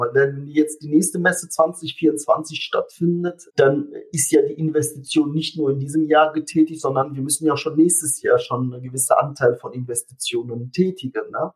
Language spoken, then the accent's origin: German; Germany; bei uns in Deutschland